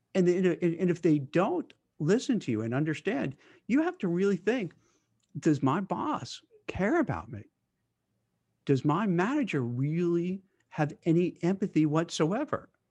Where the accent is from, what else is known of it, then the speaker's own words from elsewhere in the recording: Brooklyn, New York, United States; I grew up in Brooklyn